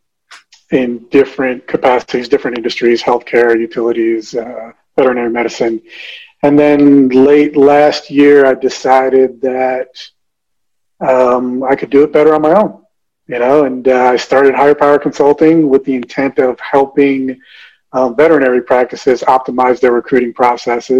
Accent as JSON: {"language": "English", "region": "New Jersey", "country": "United States", "tie": "born or raised there", "said": "born in New Jersey, the youngest of five. My family's from the Dominican Republic"}